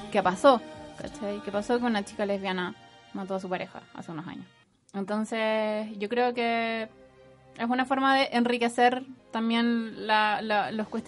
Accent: Santiago, Santiago Metropolitan Region, Chile; nosotras somos de Santiago

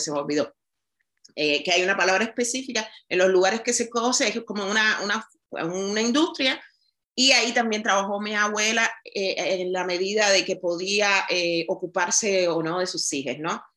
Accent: Cuba; soy negra cubana, criada, nacida en una familia eh, como se dice en Cuba, humilde

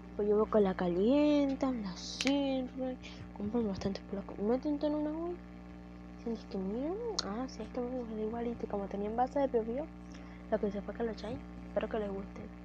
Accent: Panama; Panamá, porque es de donde soy

